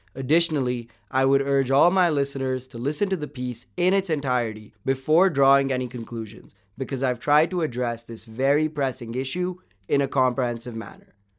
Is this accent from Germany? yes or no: no; Bangalore, Karnataka, India; I, for one, was privileged enough to do my schooling from a well-reputed K twelve school in Bangalore, which for our non-Indian listeners is my hometown and a city in southern India.